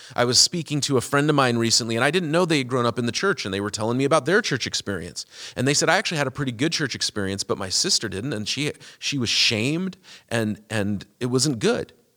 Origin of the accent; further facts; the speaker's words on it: United States; America is the country I was born in and it's the place I have my citizenship